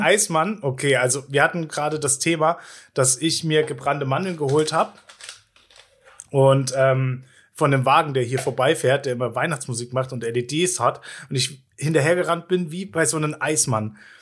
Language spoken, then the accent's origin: German; Gera, Thuringia, Germany; als Kind in Gera immer so ein Eiswagen hinterhergerannt